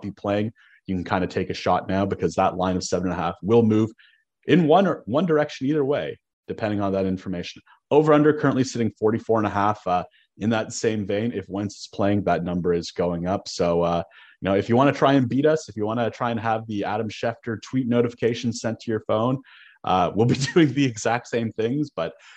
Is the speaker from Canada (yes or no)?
yes; Canada; growing up in Canada, playing pond hockey in, you know, late January, early February